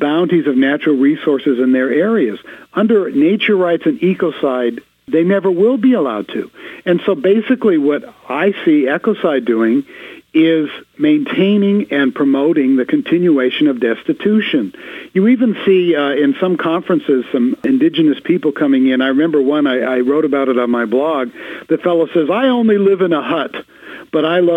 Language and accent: English; Los Angeles, California, United States; I'm from Los Angeles